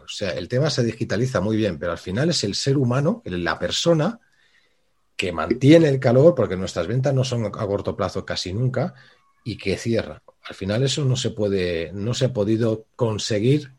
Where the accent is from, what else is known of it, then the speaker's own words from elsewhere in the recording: Balearic Islands, Spain; aquí en Baleares, que es de donde estoy, de donde soy y estoy